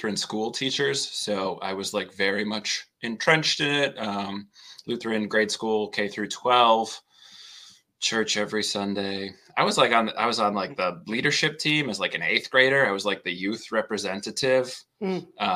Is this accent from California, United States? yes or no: no; Wisconsin, United States; I'm from Wisconsin. I still live there now